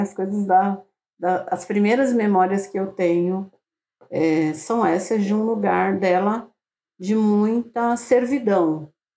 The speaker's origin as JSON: {"language": "Portuguese", "region": "São Paulo", "country": "Brazil", "tie": "born or raised there", "said": "uma mulher negra de periferia, né? Que nasci em São Paulo"}